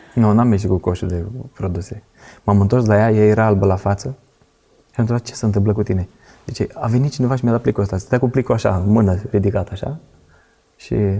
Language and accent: Romanian; Pitești, Argeș, Romania; Eu mă trag din Pitești, ne-am mutat înapoi în Pitești